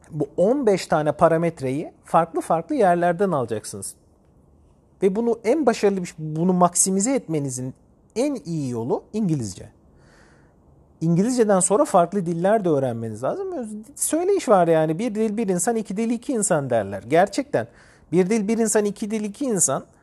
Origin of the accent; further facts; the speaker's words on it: Turkey; Benim eşim Ukraynalı. Ben Türk'üm.